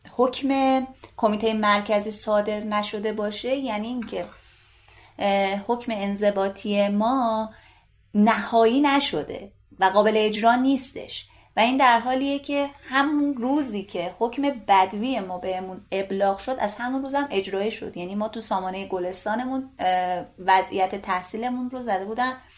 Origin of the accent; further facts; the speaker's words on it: Gilan, Iran; من شمالی هستم گیلانی هستم